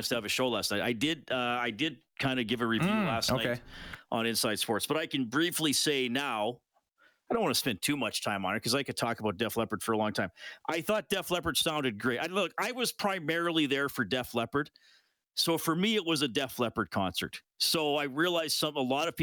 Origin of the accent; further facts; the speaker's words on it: Kitchener, Ontario, Canada; I was born in Kitchener, Waterloo.